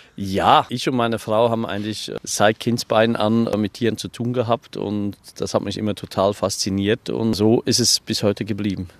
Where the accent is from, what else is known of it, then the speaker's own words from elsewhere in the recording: Switzerland; now in Hunsrück, Germany; Ich bin eigentlich ursprünglich Schweizer ne, und bin dann hier in Schönhund zurückgezogen.